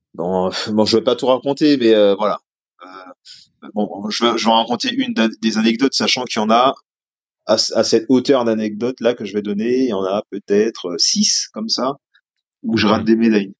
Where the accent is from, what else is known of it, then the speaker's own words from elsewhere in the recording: Martinique; moved away as an adult; also born or lived in metropolitan France; now in France; je viens de Martinique, euh, donc j'avais une culture un petit peu différente quand je suis arrivé en France